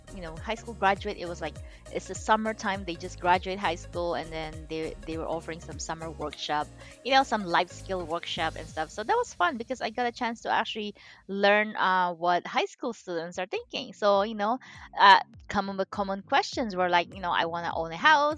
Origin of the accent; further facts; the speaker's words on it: Philippines; moved away as an adult; now in United States; I'm Chinese, I was born and raised in the Philippines